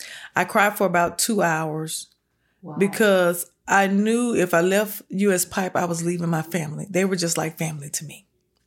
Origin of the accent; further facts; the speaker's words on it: Marion, Alabama, United States; moved away as an adult; now in Birmingham, United States; I'm from Marion, Alabama, but I live in Birmingham, Alabama.